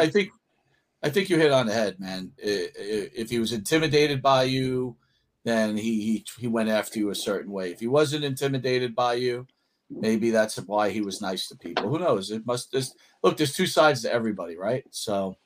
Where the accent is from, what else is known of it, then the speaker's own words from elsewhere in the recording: Long Island, New York, United States; I'm from Long Island, New York